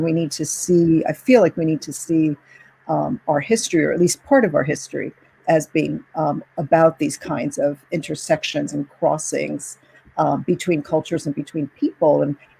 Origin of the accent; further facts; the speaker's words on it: Cuba; born there; first language Spanish; English is a second language; I speak Spanish fluently. I grew up speaking Spanish. I was born in Cuba. I speak Spanish every day to my parents.